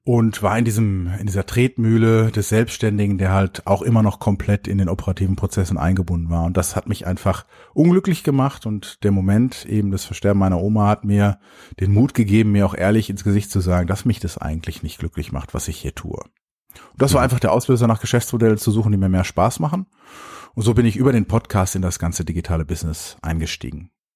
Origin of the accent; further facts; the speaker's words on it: Dortmund, North Rhine-Westphalia, Germany; Ich komme ja aus Dortmund